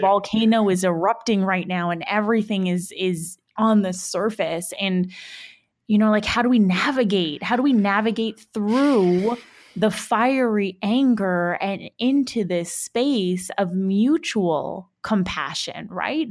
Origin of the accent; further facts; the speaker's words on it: Vancouver, British Columbia, Canada; moved away; back in my hometown in Vancouver